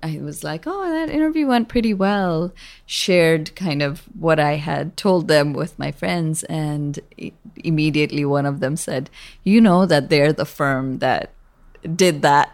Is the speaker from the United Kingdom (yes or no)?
no; Kathmandu, Bagmati, Nepal; now in San Francisco, United States; I was born there and grew up bicultural in Nepal